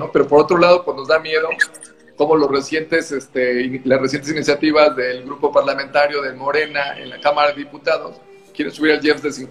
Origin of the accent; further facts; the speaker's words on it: Mexico; Que nosotros como mexicanos también tengamos esas clases, ¿no?